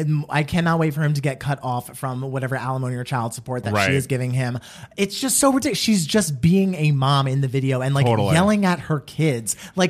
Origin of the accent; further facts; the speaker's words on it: New Jersey, United States; I am from Jersey